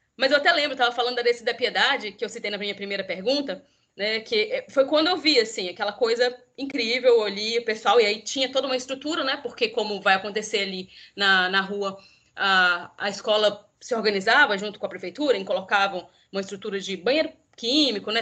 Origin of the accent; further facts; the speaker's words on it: Minas Gerais, Brazil; eu sou mineira, então vou falar um pouco da capital mineira, apesar de não conhecer o carnaval de BH, eu sou do interior